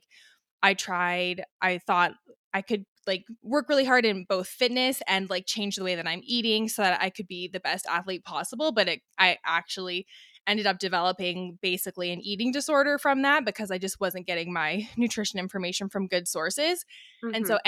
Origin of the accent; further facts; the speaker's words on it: British Columbia, Canada; So I'm born and raised in the Okanagan, which is in British Columbia.